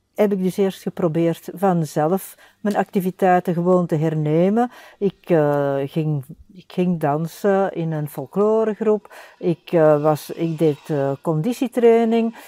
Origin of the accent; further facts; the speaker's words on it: Antwerp, Flanders, Belgium; ik ben zelf van Borgerhout.